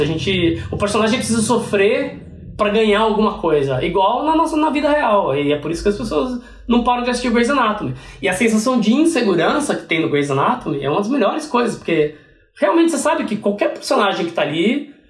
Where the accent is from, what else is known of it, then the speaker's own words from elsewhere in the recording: Piracicaba, São Paulo, Brazil; moved away as an adult; now in United States; voltei pro Piracicaba, que é da onde minha família é, onde eu cresci.